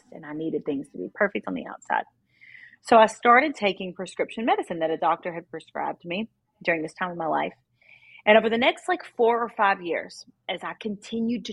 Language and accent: English; Kentucky, United States; now in Nashville, United States; I grew up in Kentucky. I live in Nashville now.